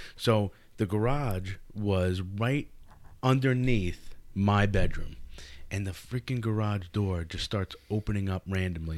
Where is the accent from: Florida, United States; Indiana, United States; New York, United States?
New York, United States; Nesconset; I grew up actually directly in Nesconset